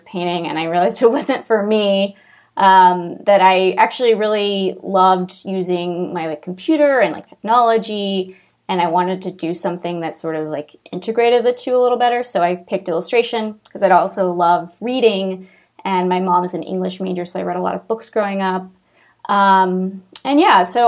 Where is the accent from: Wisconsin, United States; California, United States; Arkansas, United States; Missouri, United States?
Missouri, United States; Kansas City; moved away; I grew up in Kansas City, Missouri